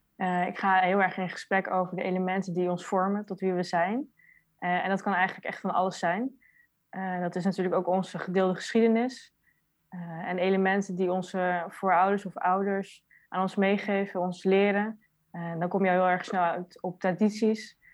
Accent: Netherlands; Ik ben zelf geboren in Nederland

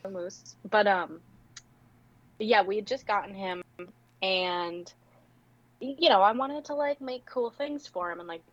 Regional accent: Rhode Island, United States; also born or lived in South Georgia; now in Georgia, United States; I'm in South Georgia, but I'm originally from Rhode Island

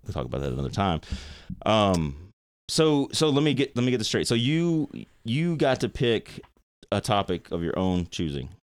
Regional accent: Nashville, Tennessee, United States; when I was, like, four or five years old growing up in Nashville, I was in Nashville

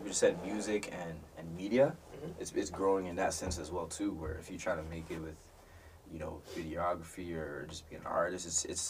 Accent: Toronto, Ontario, Canada; I used to say I'm from Toronto, I'll be honest, it's okay.

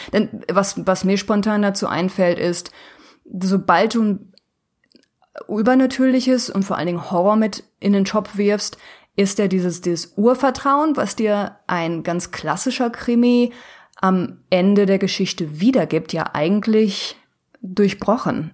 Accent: Ruhr area, North Rhine-Westphalia, Germany; ich komme aus dem Ruhrgebiet, also aus dem Nordwesten Deutschlands

